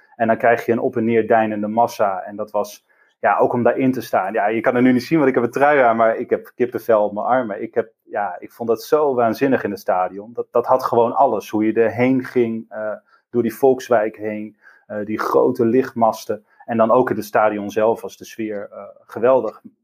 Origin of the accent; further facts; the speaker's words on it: Groningen, Netherlands; also born or lived in Drenthe; now in Rotterdam, Netherlands; ik ben geboren in Stad, zoals wij dat dan noemen, dus in Groningen. opgegroeid altijd in, ja, in Groningen en om, ja, om de stad heen, dus in Groningen en Drenthe.